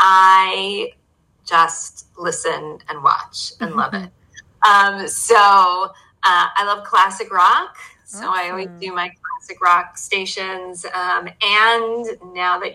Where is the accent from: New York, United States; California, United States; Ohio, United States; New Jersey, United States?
New York, United States; New York City; I grew up in Manhattan in New York City.